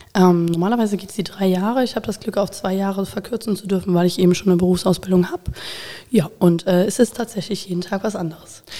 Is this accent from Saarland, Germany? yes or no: no; Koblenz, Rhineland-Palatinate, Germany; also born or lived in Bonn; geboren bin ich tatsächlich in Bonn und ähm, bin mit acht Jahren nach Koblenz gekommen